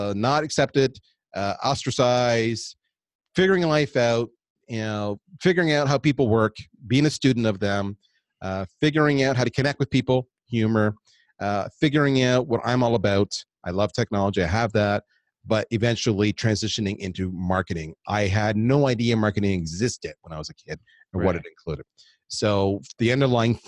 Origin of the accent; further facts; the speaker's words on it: Canada; also born or lived in United States; we're Canadian